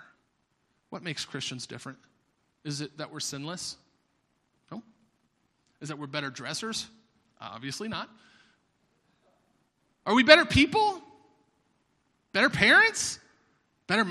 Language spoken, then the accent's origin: English; Florida, United States; I'm from Florida